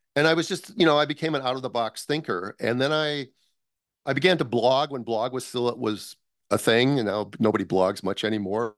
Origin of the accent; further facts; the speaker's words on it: United States; also born or lived in Minnesota / Los Angeles; I'm from the United States